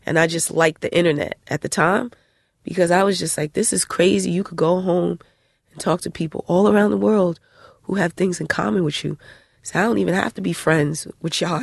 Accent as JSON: {"language": "English", "town": "Elizabeth", "region": "New Jersey", "country": "United States", "said": "I'm from Elizabeth"}